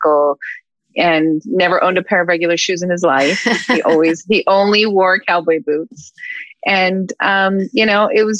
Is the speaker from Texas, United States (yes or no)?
no; Los Angeles, California, United States; I grew up in the Hollywood Hills